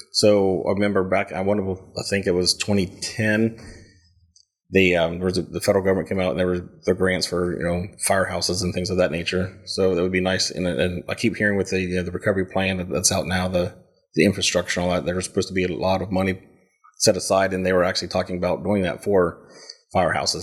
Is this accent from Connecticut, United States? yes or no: no; Lancaster, Ohio, United States; also born or lived in Waverly, Ohio; now in Kingston, United States; born in Lancaster, raised throughout the Stoutsville and Amanda area